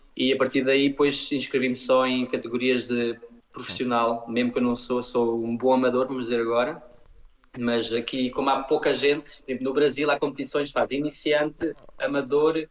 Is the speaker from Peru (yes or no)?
no; Luxembourg; also born or lived in Portugal; sou português e uh, vivo no Luxemburgo, nasci aqui e fiz a minha vida aqui